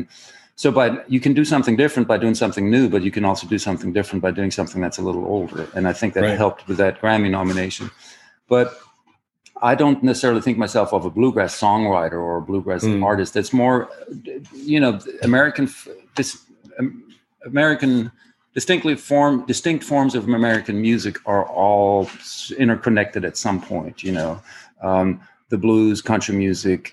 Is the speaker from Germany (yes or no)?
yes; Germany; accent: German; English is a second language; moved away as an adult; now in United States; where I was born in Germany